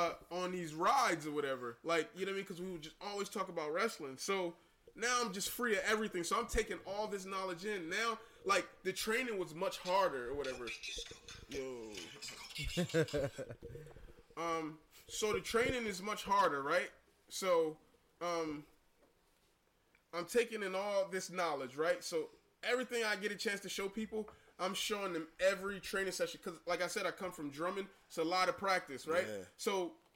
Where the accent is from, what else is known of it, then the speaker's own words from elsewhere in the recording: Camden, New Jersey, United States; growing up in Camden scrapping, I learned jab